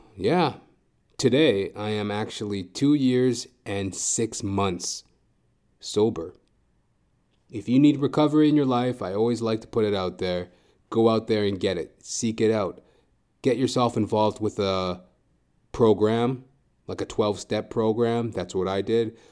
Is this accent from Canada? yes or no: yes; Edmonton, Alberta, Canada; moved away as an adult; also born or lived in Toronto; I'm originally from Edmonton, Alberta, and when I first moved from Edmonton, Alberta to Toronto, the first time, that was in two thousand eight.